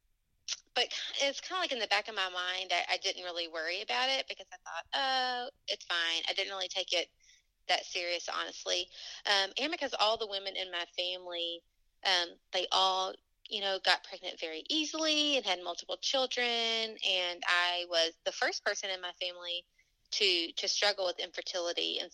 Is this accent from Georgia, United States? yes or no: no; Tennessee, United States; accent: Southern; now in Louisville, United States; I am from Tennessee, but I currently live in Louisville, Kentucky.